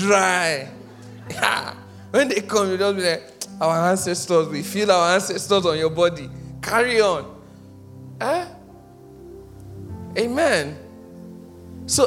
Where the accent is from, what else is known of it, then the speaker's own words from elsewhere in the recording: Nigeria; being born a Nigerian and haven't lived here for a while